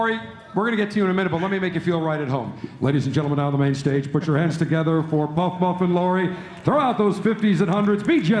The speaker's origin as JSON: {"language": "English", "town": "Buffalo", "region": "New York", "country": "United States", "tie": "born or raised there", "also_born_or_lived": "Syracuse, New York", "moved": "yes", "lives_now": "Tampa, United States", "said": "my hometown of Buffalo, New York, USA."}